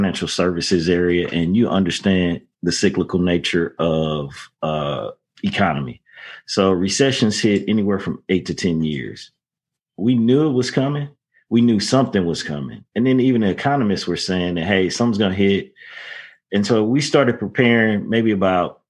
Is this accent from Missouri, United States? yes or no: yes; St. Louis, Missouri, United States; now in Dallas, United States; I grew up in St. Louis